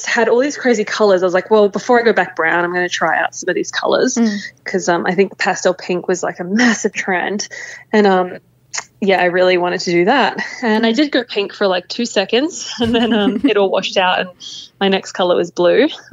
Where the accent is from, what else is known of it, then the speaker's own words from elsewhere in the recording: Papua New Guinea; I grew up in Papua New Guinea, and every weekend we're out on the islands